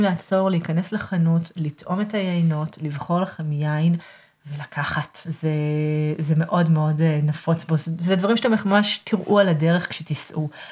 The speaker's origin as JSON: {"language": "Hebrew", "country": "Israel", "moved": "yes", "lives_now": "Aix-en-Provence, France", "said": "אני גרה כאן באקסן פרובנס ואני מישראל."}